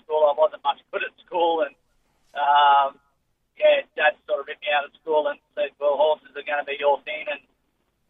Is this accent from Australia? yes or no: yes; South Coast, New South Wales, Australia; also born or lived in Sydney; I was born in Sydney, but grew up mostly on the south coast at Maria. Went down there when I was younger.